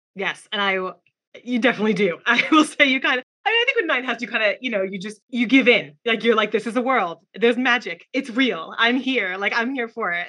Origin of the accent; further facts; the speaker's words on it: New York, United States; I'm from New York